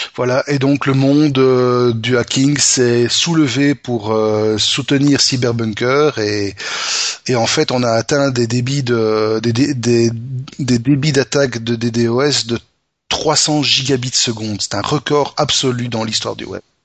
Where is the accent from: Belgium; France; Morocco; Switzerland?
Belgium; chez nous, en Belgique